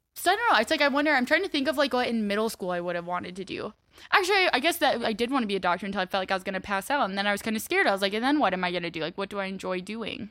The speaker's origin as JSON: {"language": "English", "region": "Iowa", "country": "United States", "tie": "born or raised there", "moved": "as an adult", "lives_now": "Chicago, United States", "said": "Iowa or University of Iowa's thirty minutes away from my hometown"}